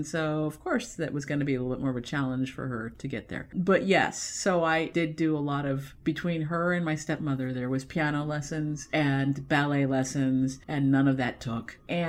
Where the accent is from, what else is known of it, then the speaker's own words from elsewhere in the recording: Los Angeles, California, United States; I am from Los Angeles.